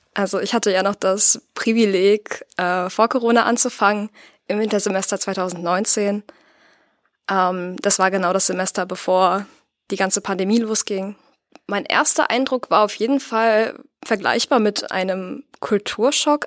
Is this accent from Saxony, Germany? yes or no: no; Paderborn, North Rhine-Westphalia, Germany; also born or lived in Büren; Also einerseits habe ich meine Kindheit hier in Paderborn verbracht. Wir sind dann zu meinen Jugendjahren nach Büren gezogen, ganz in die Nähe von hier.